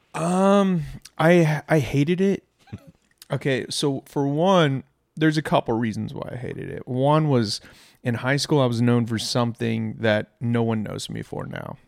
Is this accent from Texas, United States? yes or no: yes; Irving, Texas, United States; I grew up in Irving